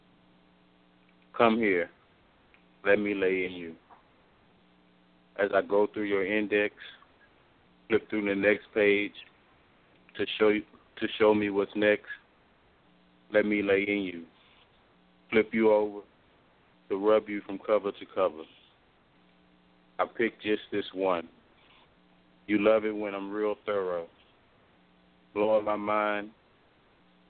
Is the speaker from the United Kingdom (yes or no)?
no; New Orleans, Louisiana, United States; I'm from New Orleans, and I'm a poet